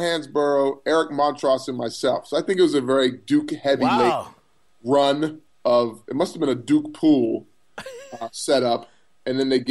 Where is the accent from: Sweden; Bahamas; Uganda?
Bahamas; moved away; I was a kid from the Bahamas.